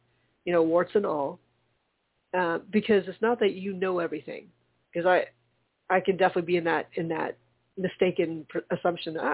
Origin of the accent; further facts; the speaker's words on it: the South, United States; being first generation growing up in the South